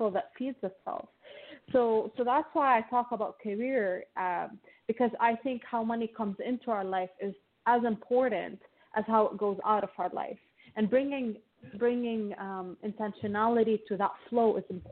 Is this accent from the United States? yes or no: no; Lebanon; now in Toronto, Canada; I grew up in Lebanon, and Lebanon is a war-torn country.